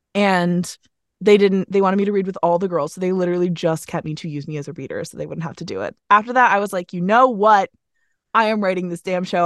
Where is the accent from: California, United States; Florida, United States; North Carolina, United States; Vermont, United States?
Vermont, United States; also born or lived in Philadelphia; now in New York, United States; I'm from Vermont